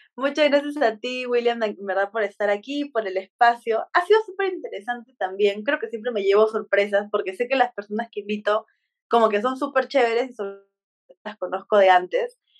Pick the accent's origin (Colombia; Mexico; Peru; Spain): Peru; los dos somos de Perú